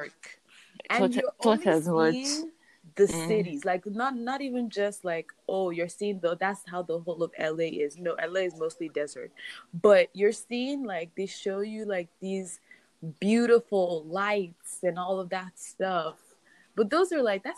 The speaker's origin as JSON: {"language": "English", "country": "Nigeria", "tie": "born or raised there", "moved": "as an adult", "lives_now": "Maryland, United States", "said": "I live in Maryland, USA, but I grew up in Nigeria, Puthakot, with Shalom"}